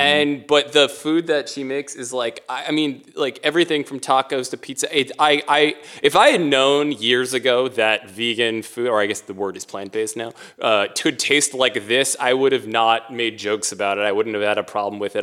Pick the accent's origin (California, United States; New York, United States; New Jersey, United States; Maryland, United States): Maryland, United States; Bethesda; also born or lived in Washington, D.C.; I was born in Washington, D C, and I lived there for seven or eight years, and then I grew up in Maryland